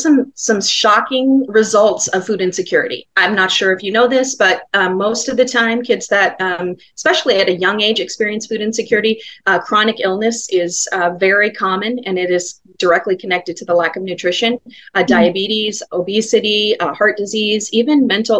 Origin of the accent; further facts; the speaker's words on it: Glendale, Arizona, United States; the neighborhood I grew up in Glendale